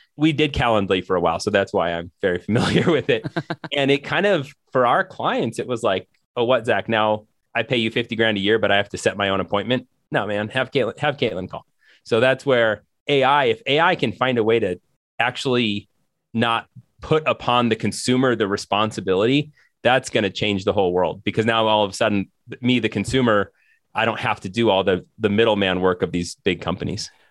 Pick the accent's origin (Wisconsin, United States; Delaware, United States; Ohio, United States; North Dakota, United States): North Dakota, United States; I grew up, I'm from North Dakota.